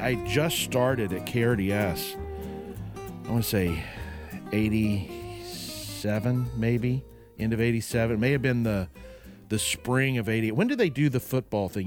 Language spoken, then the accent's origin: English; Oklahoma, United States; I grew up in Oklahoma